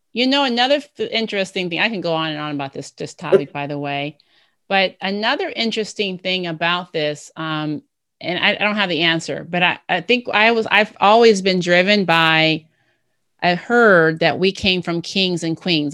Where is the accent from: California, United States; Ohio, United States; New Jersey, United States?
Ohio, United States; I was from Ohio